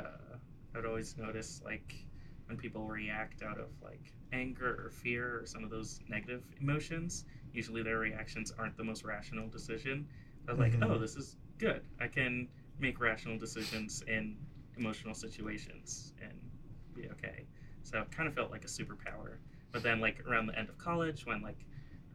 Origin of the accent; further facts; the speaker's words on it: New York City, New York, United States; I grew up in the Bronx, New York